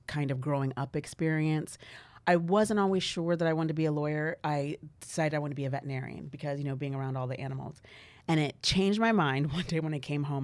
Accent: Valley Center, California, United States; I was born here

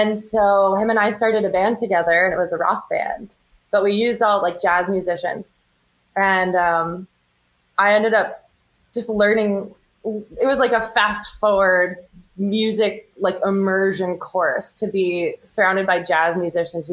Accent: New York, United States; moved away as an adult; now in New Orleans, United States; I'm from New York, but I'm currently living in New Orleans.

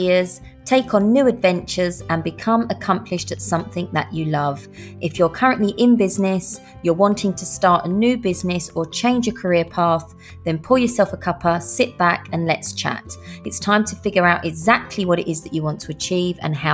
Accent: Essex, East of England, United Kingdom; I'm from Essex, just outside of London in the UK

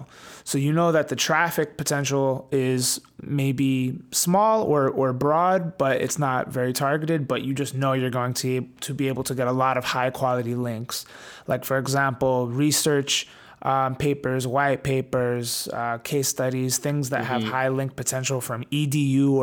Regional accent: New York, United States; Well, my parents, they are Italian. I was born in the US in New York, but I grew up with a very old school Italian upbringing

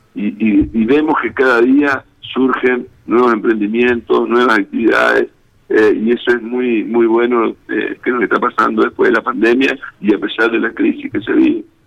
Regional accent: Goya, Corrientes, Argentina; now in Reconquista, Argentina; yo soy eh, oriundo de Goya, Corrientes, ah, eh, yo soy goyano de nacimiento, pero reconquistense por adopción

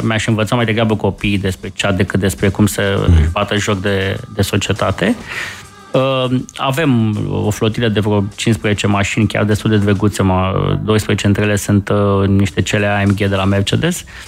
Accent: Romania; suntem români

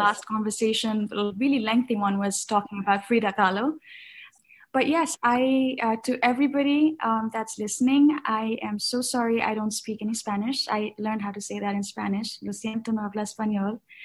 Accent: Kathmandu, Bagmati, Nepal; moved away as an adult; now in New York, United States; I was born and raised in Kathmandu, which is the capital city and the biggest city in Nepal.

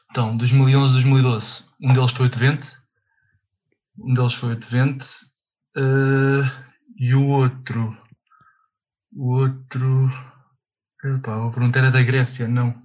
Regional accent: Cascais, Lisbon, Portugal; Venho de Cascais, não, sou de Cascais.

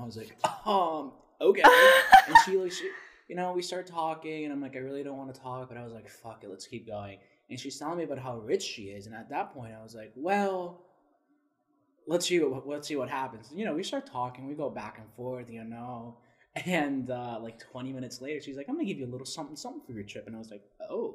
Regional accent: South Florida, United States; I'm from South Florida.

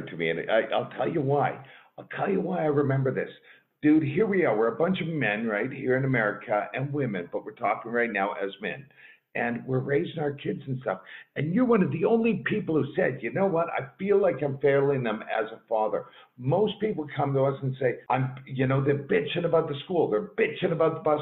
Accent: Canada; moved away as an adult; now in Missoula, United States; I'm Canadian originally

